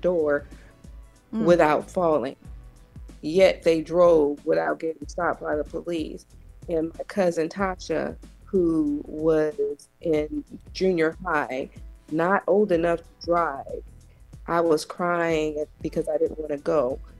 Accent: Compton, California, United States; growing up in Compton was definitely challenging and difficult.

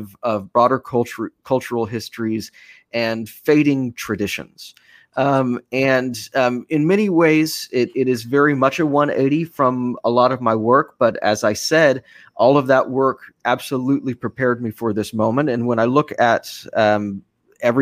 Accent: Austin, Texas, United States; moved away as an adult; now in New York City, United States; my hometown of Austin

